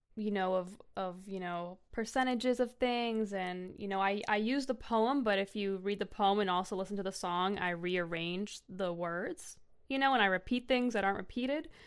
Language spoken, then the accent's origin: English; North Shore, Massachusetts, United States; I grew up on the North Shore, Massachusetts.